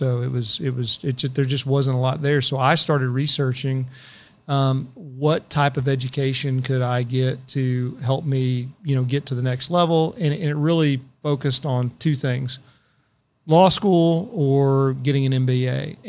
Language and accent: English; Paris, Île-de-France, France; I didn't know any lawyers growing up in Paris.